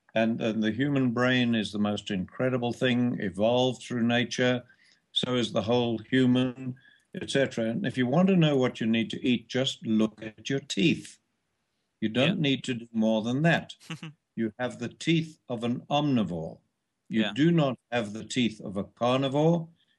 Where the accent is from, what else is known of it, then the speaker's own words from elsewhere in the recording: Australia; we're both Australian.